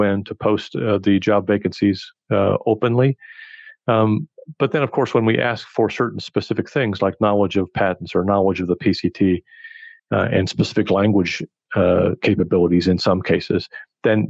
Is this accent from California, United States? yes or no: yes; California, United States; moved away as an adult; now in Geneva, Switzerland; growing up in California, I happened to speak Spanish